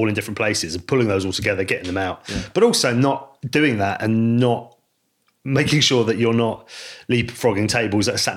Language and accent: English; Lyme Regis, South West England, United Kingdom; I grew up in Lyme Regis.